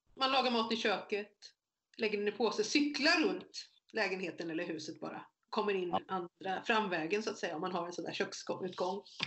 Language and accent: Swedish; Motala, Östergötland, Sweden; moved away as an adult; also born or lived in Korea; now in Jönköping, Sweden; Jag är så född i Korea, uppvuxen i Motala och inflyttad i Småland